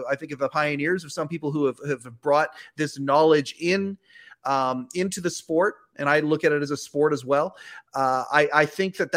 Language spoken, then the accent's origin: English; Canada; I'm a Canadian